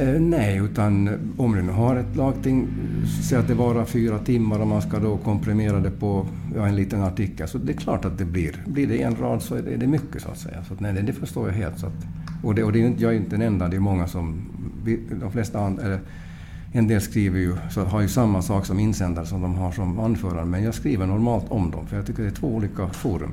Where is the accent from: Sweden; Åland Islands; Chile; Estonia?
Åland Islands; Mariehamn; now in Portugal; jag är från Mariehamn